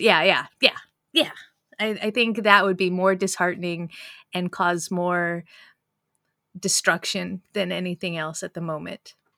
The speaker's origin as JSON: {"language": "English", "country": "United States", "said": "as an American"}